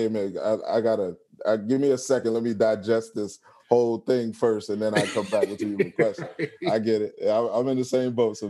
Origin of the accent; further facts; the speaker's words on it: Baltimore, Maryland, United States; Like, I'm from Baltimore, and, you know, if you're very familiar with Baltimore, the stuff like that, there's a lot of characteristics that people like to make fun of.